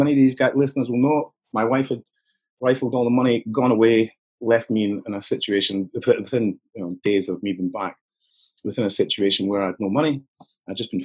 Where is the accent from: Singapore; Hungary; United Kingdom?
United Kingdom; Newarthill, Scotland; I grew up just outside Glasgow. I suppose it's southeast a little bit from Glasgow, but 15 miles, something like that, in a place called Newark Hill